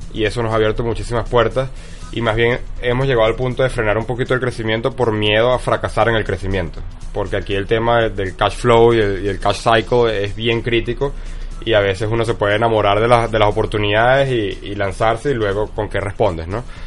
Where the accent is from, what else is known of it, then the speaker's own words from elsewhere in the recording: Venezuela; also born or lived in Texas; me regresé a Venezuela